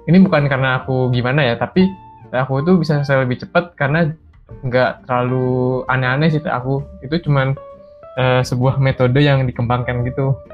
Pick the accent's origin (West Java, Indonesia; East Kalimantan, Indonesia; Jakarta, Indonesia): East Kalimantan, Indonesia; Balikpapan; aku TA-nya kemarin ngerjainnya itu di kampungku ya. Aku kan dari Balikpapan. Jadi aku kerjain di Balikpapan ini.